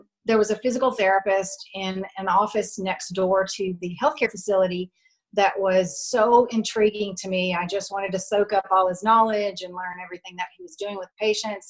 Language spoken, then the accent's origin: English; Louisiana, United States; moved away as an adult; ended up coming back to my home state of Louisiana